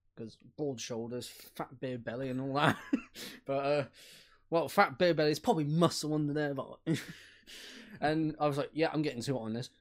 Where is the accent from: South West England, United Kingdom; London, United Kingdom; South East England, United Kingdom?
South West England, United Kingdom; Bristol; I'm from Bish-, Bishorsworth, so I'm not too far.